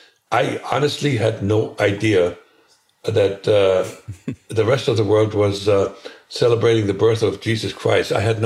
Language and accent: English; Germany; moved away as an adult; now in United States; Where I was born was in the Soviet-occupied part of Germany. Very, very poor, very rural.